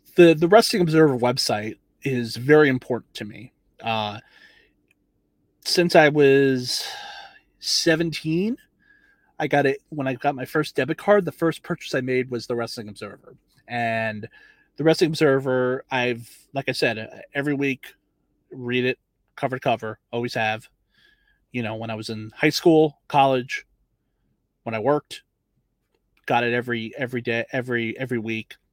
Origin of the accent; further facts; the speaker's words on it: Long Beach, New York, United States; I was I was born in Long Island. I was uh, born in Long Beach, and uh, you know, I know that area very well